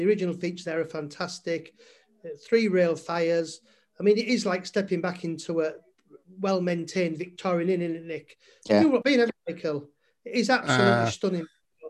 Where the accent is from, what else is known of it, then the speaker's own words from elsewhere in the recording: Malton, Yorkshire and the Humber, United Kingdom; also born or lived in York; we're from Malton, small town